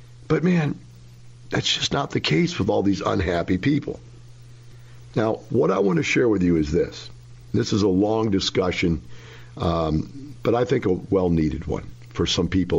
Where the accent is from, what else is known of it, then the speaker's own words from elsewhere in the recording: Florissant, Missouri, United States; moved away; I grew up in Florissant, Missouri. That is one block from Ferguson, Missouri.